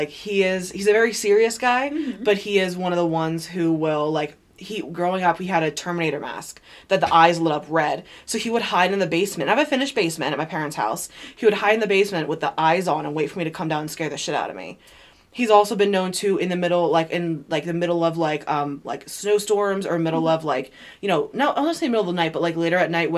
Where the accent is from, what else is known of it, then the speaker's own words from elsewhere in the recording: Lambertville, New Jersey, United States; moved away; where I lived in New Jersey, my hometown, Lambertville